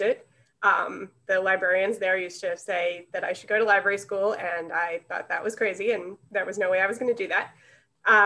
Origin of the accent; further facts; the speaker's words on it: Bartlett, Illinois, United States; I'm from Bartlett, Illinois, which is about 20 minutes from here